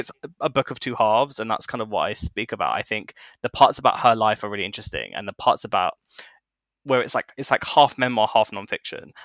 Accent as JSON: {"language": "English", "region": "London", "country": "United Kingdom", "tie": "born or raised there", "said": "growing up in London, you hear so many people's stories"}